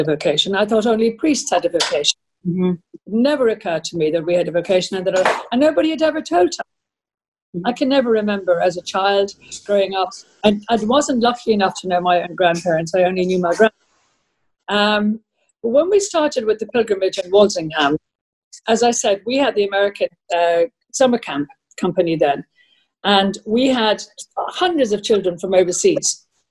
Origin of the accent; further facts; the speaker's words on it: Ireland; I'm Irish.